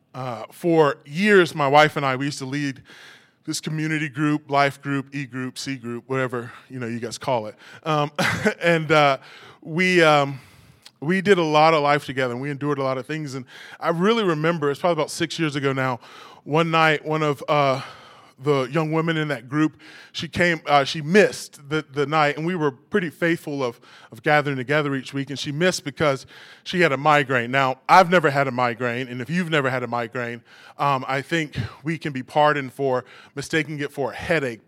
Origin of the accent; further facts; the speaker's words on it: New York City, New York, United States; As a New Yorker